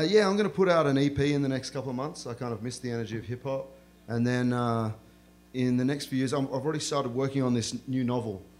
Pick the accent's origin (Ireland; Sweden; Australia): Australia; accent: Australian; I grew up in a small town similar to the one that I describe in this novel, uh, where there are migrants from all around the world trying to forge a life for themselves in Australia